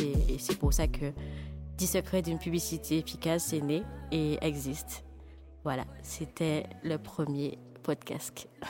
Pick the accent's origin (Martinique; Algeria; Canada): Martinique; moved away; also born or lived in Paris / United States; je suis martiniquaise, mais je vis entre Paris et les États-Unis.